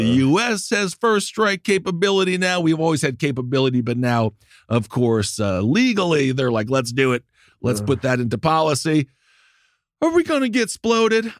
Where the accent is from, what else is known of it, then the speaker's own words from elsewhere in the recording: Wisconsin, United States; moved away; My home state of Wisconsin